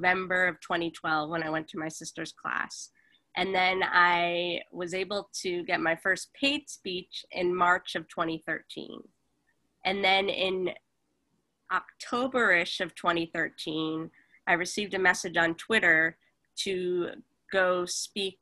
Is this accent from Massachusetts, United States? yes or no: yes; Boston, Massachusetts, United States; moved away as an adult; also born or lived in Los Angeles; I'm originally from Boston, Massachusetts, so I moved out there after college